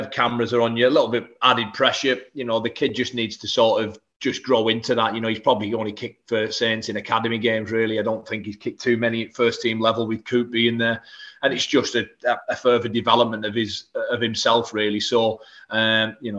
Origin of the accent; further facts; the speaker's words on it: Whitehaven, North West England, United Kingdom; I didn't sign professional until I was 21 year old at my hometown club, Whitehaven